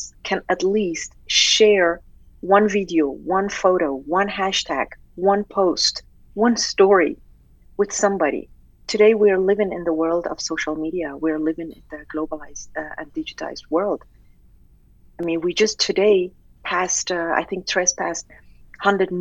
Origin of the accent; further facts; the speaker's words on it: Tehran, Tehran Province, Iran; moved away; being an Iranian, born and raised in Tehran.